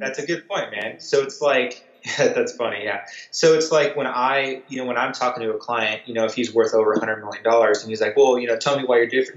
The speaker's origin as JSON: {"language": "English", "region": "Southern California", "country": "United States", "tie": "born or raised there", "also_born_or_lived": "Virginia", "moved": "as an adult", "said": "I grew up in Southern California"}